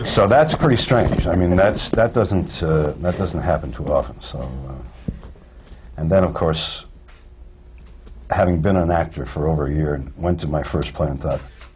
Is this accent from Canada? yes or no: yes; Midwest of Canada, Canada; I grew up in the Midwest of Canada